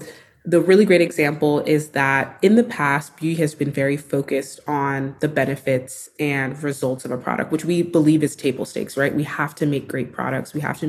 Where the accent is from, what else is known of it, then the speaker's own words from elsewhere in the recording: Texas, United States; I didn't know you could be a beauty editor when I was growing up in Texas.